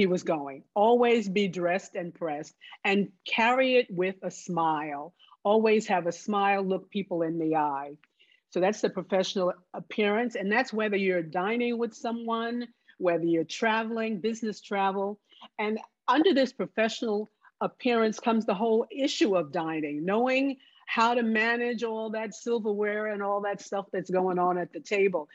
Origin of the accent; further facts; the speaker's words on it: New Jersey, United States; moved away; also born or lived in the South; I grew up in New Jersey. I went to school in the South, but I grew up in New Jersey